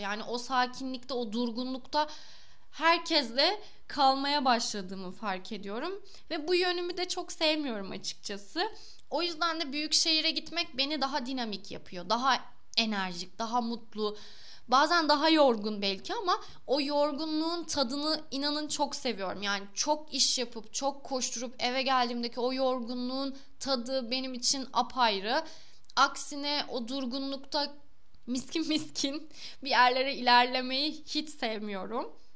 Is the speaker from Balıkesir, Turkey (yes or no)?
yes; Balıkesir, Turkey; moved away as an adult; also born or lived in Istanbul; Ben Balıkesir'de büyüdüm. Lise Balıkesir'de okudum